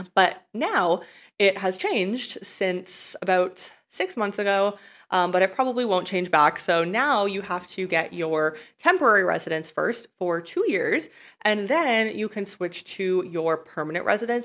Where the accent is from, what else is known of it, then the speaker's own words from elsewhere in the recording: Canada; moved away as an adult; I was a resident and a tax resident of my home country of Canada.